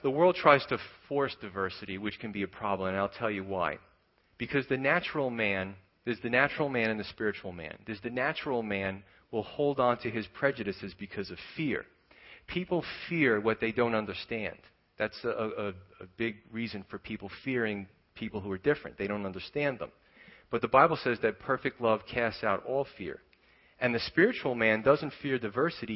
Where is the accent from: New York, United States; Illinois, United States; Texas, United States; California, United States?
New York, United States; I grew up in New York